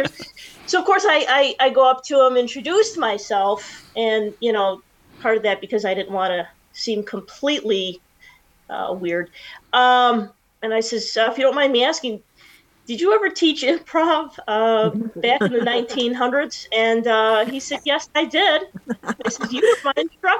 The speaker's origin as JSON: {"language": "English", "town": "Merrillville", "region": "Indiana", "country": "United States", "tie": "born or raised there", "also_born_or_lived": "Chicago, Illinois", "said": "I attended majority of my schooling in Maryville, Indiana, graduated from Maryville High School."}